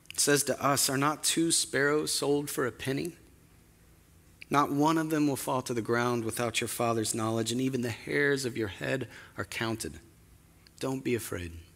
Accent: Spokane, Washington, United States; moved away; my hometown of Spokane

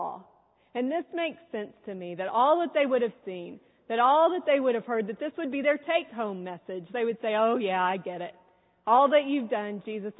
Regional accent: San Antonio, Texas, United States; I'm from San Antonio

